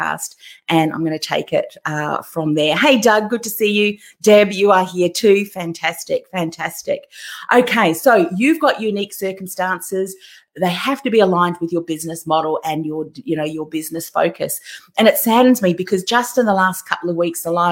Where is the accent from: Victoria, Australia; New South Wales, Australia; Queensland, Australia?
Victoria, Australia; Melbourne; I'm from Melbourne too